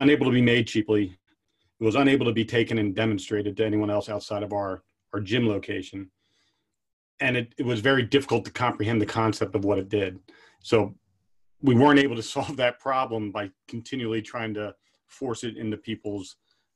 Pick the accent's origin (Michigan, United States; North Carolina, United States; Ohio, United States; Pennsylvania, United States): Pennsylvania, United States; Pottstown; Growing up in Pottstown